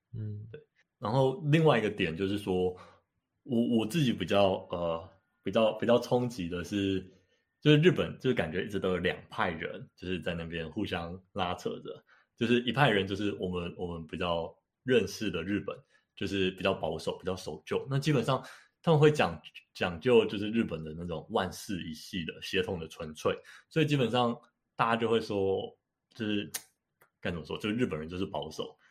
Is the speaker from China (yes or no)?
no; Taiwan; 我是纯的台湾人